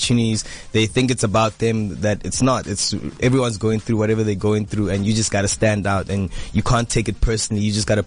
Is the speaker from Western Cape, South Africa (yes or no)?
no; Johannesburg, Gauteng, South Africa; I was born and bred Johannesburg.